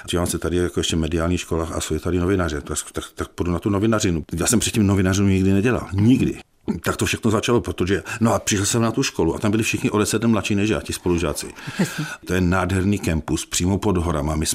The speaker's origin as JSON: {"language": "Czech", "town": "Ostrava", "region": "Moravian-Silesian Region", "country": "Czechia", "said": "já prostě jsem z Ostravy, já jsem byl průměrný žák, já jsem měl na gymnáziu trojky."}